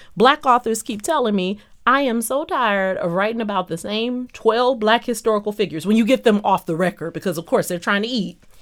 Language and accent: English; Detroit, Michigan, United States; my hometown of Detroit